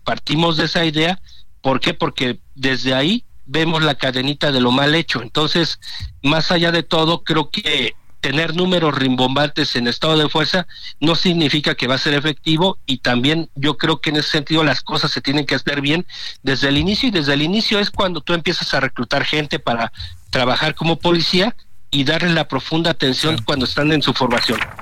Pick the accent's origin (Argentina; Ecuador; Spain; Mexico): Mexico; Tierra Caliente, Michoacán; moved away; si me voy a mi tierra, lo que es la parte de Tierra Caliente Michoacana